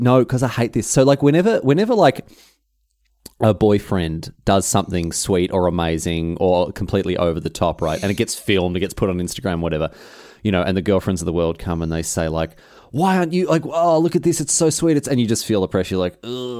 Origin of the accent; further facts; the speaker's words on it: Melbourne, Victoria, Australia; obviously I'm from Melbourne, so they'd be able to tell a slight difference in the Adelaide Melbourne accent.